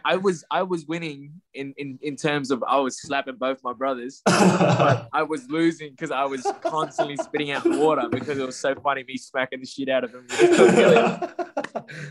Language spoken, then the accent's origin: English; Australia; the chance to grow up in Australia